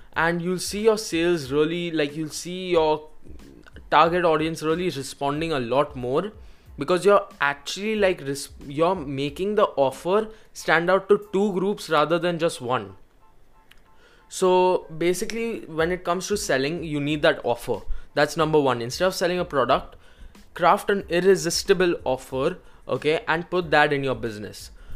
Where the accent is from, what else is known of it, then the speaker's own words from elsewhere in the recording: India; I personally am from India